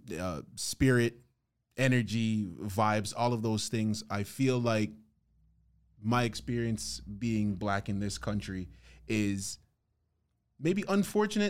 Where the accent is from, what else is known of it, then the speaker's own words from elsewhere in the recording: Toronto, Ontario, Canada; Born and raised in Toronto